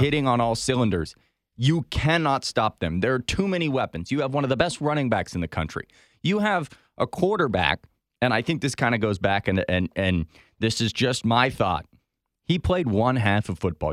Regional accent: Columbus, Ohio, United States; also born or lived in Cincinnati; I am a graduate of the University of Cincinnati, but I grew up in Columbus

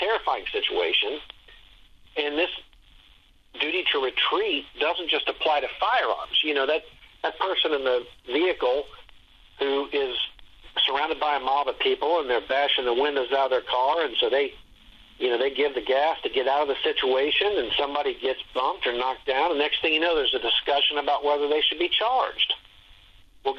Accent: Dayton, Ohio, United States; now in Columbus, United States; Dayton's actually my hometown. And, I live in Columbus area now, for many years. But I grew up in Dayton

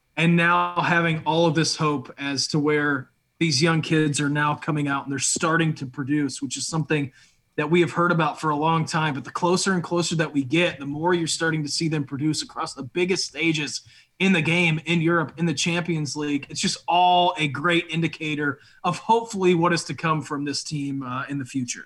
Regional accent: United States; It is pretty cool being an American right now.

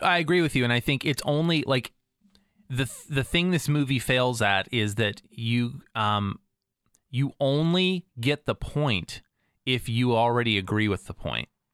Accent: United States; as an American

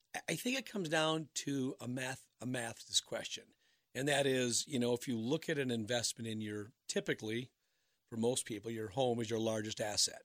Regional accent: Minnesota, United States; also born or lived in Wisconsin; now in Cincinnati, United States; I'm from Minnesota, my wife's from Florida

